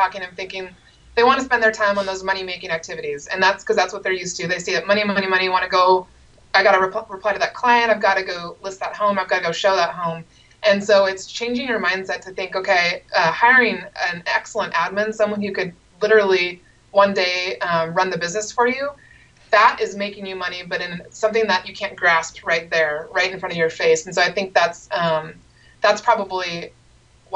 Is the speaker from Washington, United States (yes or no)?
yes; Seattle, Washington, United States; grew up in the Seattle area